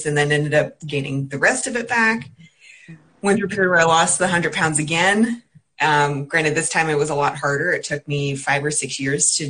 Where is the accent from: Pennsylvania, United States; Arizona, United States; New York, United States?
Pennsylvania, United States; also born or lived in South Carolina / California / New Jersey; now in Connecticut, United States; I grew up in Pennsylvania